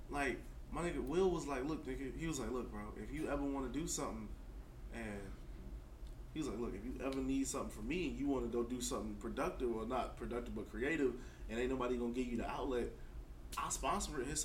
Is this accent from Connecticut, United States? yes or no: no; Atlanta, Georgia, United States; see, I'm from Atlanta. I'm already outside of my comfort zone.